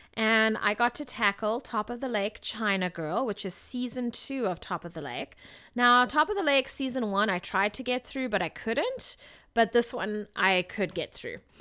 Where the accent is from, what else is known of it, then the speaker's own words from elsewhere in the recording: South Africa; moved away; this is somewhat how I grew up in South Africa